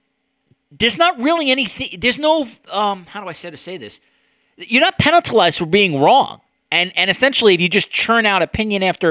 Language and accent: English; New York, United States; I grew up in New York